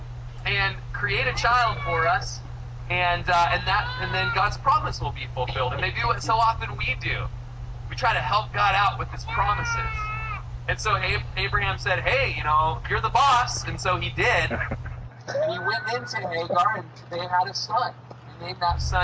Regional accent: United States; I'm an American

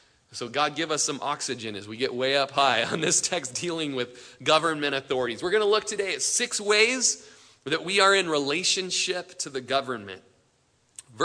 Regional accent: Klamath Falls, Oregon, United States; In Klamath Falls, my hometown, was just there yesterday

